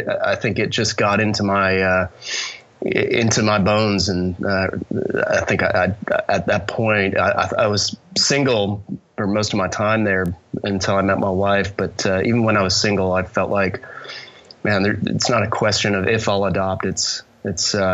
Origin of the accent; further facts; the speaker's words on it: Canada; moved away as an adult; also born or lived in Minneapolis, Minnesota; now in Austin, United States; born in Canada, raised in Canada through college